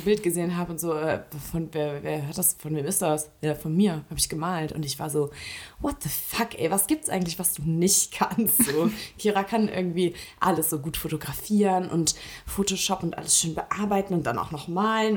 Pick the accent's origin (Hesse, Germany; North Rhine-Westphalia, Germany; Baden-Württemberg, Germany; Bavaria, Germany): North Rhine-Westphalia, Germany; Eschweiler; Eschweiler, hm. äh, meiner Heimatstadt